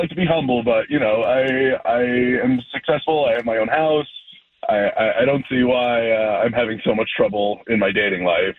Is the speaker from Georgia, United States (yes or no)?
no; Chicago, Illinois, United States; moved away as an adult; we're actually both from the Chicago area. We moved here for jobs about 10 years ago. We both really love it here, but we miss Chicago